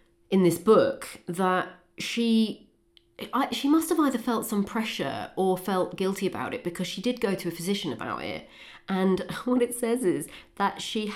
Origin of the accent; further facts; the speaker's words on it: the Fens, East of England, United Kingdom; Oliver Cromwell was from more or less my hometown.